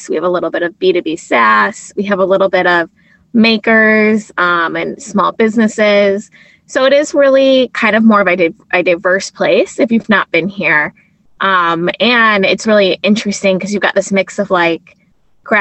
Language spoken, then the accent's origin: English; Detroit, Michigan, United States; I'm from Metro Detroit.